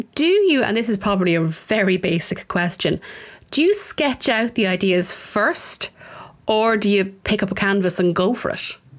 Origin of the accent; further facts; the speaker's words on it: Tullamore, County Offaly, Ireland; I'm a very proud Offaly woman. I'm from Tullamore, um, the town.